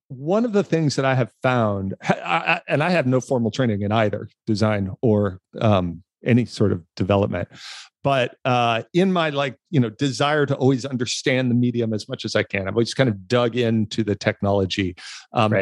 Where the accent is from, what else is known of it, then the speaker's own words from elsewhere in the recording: Los Angeles, California, United States; when I was a kid, I grew up in Los Angeles